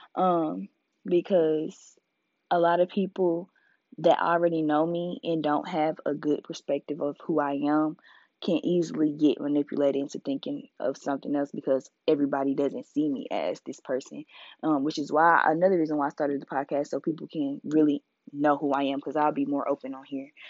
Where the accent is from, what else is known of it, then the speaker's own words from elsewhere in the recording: Indianapolis, Indiana, United States; now in Mobile, United States; I'm from Indianapolis. 317